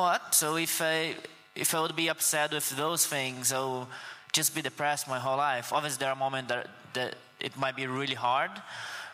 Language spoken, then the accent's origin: English; Guarapari, Espírito Santo, Brazil; first language Portuguese; English is a second language; moved away; I was born in Brazil, in Guarapari, which is a little north of Rio de Janeiro.